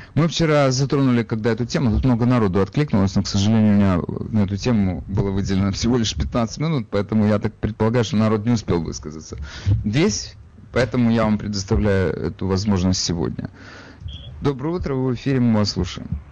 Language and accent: Russian; Ukraine; now in United States; я сам э, с Украины, и я понимаю, Э, как мне кажется, психологию тех людей, рядом с которыми я вырос